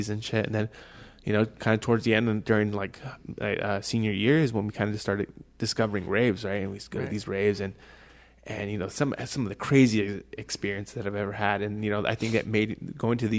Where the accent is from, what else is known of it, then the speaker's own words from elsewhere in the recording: Downey, California, United States; now in Reno, United States; I was born in Los Angeles, Downey, California